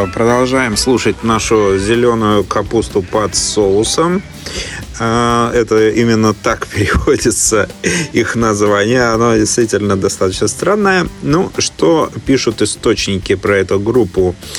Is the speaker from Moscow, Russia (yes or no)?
no; Saint Petersburg, Russia; now in Melbourne, Australia; сам-то я родом из Петербурга